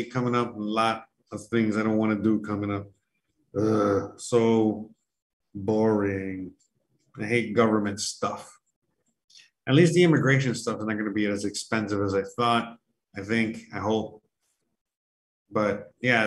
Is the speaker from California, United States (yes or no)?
no; Miami, Florida, United States; I was born and raised in Miami